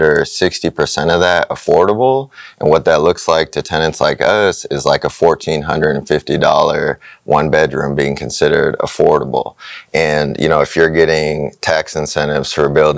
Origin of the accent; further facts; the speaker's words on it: Kansas City, Missouri, United States; I'm born and raised in Kansas City